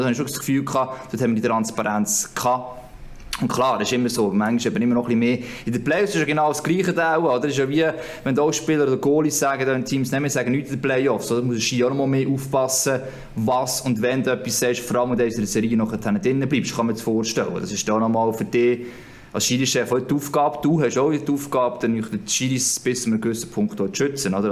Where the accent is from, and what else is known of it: Switzerland